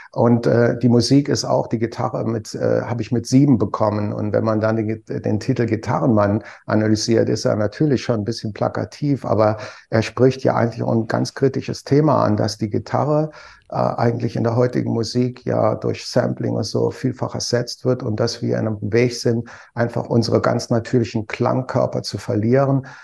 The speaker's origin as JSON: {"language": "German", "town": "Trier", "region": "Rhineland-Palatinate", "country": "Germany", "said": "Ich komme aus der Stadt"}